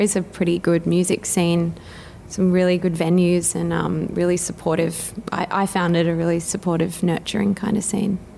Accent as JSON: {"language": "English", "town": "Brisbane", "region": "Queensland", "country": "Australia", "tie": "born or raised there", "said": "I grew up in Indooroopilly"}